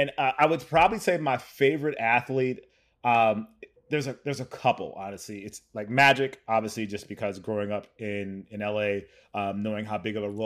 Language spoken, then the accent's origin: English; Pacoima, California, United States; So I was born and raised in technically in Pacoima, California, which is in the Valley.